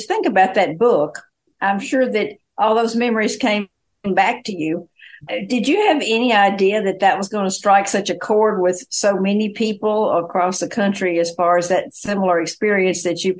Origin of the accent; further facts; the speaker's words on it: Eastern Arkansas, United States; I grew up in Eastern Arkansas